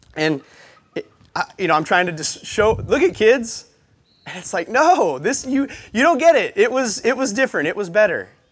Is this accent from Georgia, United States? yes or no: no; Montana, United States; moved away as an adult; now in Albany, United States; I grew up in Montana. Um, Great Falls is the easiest way to tell you where I grew up because I went to school in the middle of nowhere